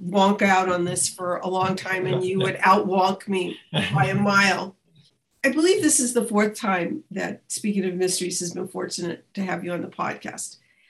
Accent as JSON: {"language": "English", "town": "Montreal", "region": "Quebec", "country": "Canada", "said": "I'm from Montreal."}